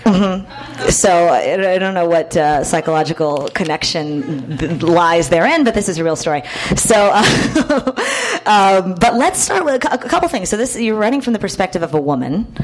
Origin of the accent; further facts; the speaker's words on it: Houston, Texas, United States; I'm from Texas myself